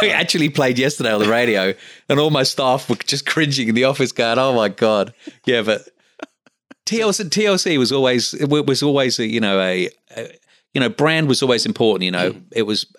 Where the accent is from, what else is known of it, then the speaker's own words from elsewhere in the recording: London, United Kingdom; now in Australia; like one of the first plastic surgeons that I spoke to, you know, was also a London boy